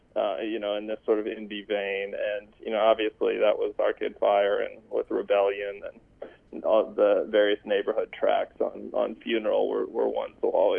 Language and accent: English; Colorado, United States; I'm from Colorado